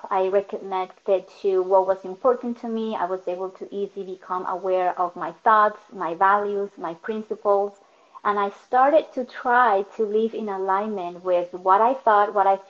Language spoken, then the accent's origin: English; Caracas, Capital District, Venezuela; English is a second language; moved away as an adult; now in United States; I was born in Caracas, moved to the United States when I was in that transition between 22, 23 years old